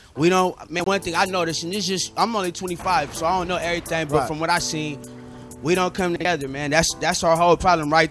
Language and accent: English; Seattle, Washington, United States; I'm from Seattle